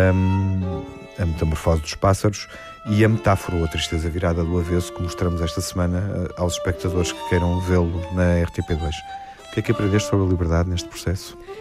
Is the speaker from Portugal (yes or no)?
yes; Portugal; enquanto portugueses